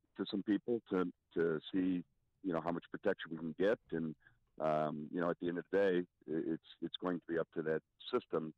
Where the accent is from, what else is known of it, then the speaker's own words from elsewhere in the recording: Chicago, Illinois, United States; I grew up in Rogers Park, and we were pulled over 2 or 3 times a week.